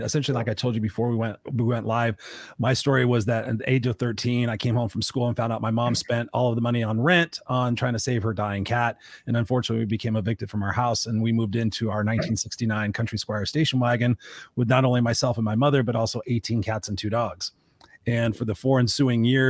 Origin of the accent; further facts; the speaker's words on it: Inglewood, California, United States; I grew up in Inglewood where I was the only white kid in a black neighborhood